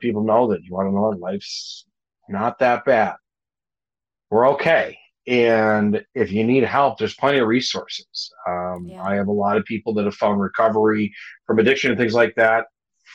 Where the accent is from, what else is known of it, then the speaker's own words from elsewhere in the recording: Minnesota, United States; moved away as an adult; also born or lived in Hawaii; Minnesota for me is always, this is home. This is where I'm from. This is where I'm born and raised